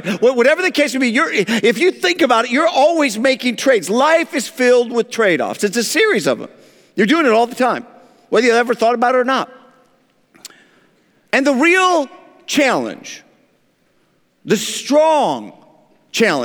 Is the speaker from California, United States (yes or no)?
no; Grand Rapids, Michigan, United States; moved away as an adult; now in Atlanta, United States; I was born and raised in West Michigan, Grand Rapids, and then after 25 years moved to Atlanta, Georgia, where I've been since.